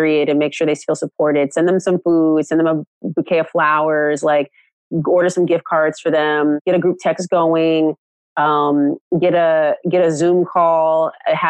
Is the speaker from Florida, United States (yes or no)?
no; Oakland, California, United States; I'm like from California, I'm from Oakland